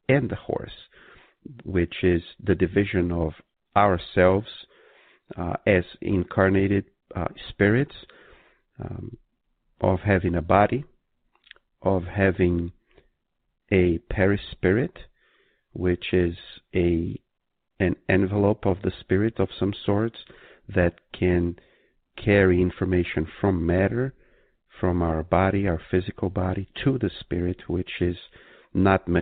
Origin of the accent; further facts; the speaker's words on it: Brazil; moved away; when I was growing up in Brazil